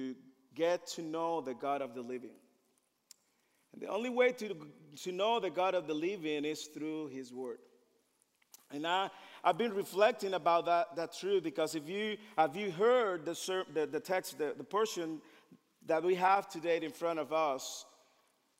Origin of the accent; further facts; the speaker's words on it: Dominican Republic; moved away; I am from the Dominican Republic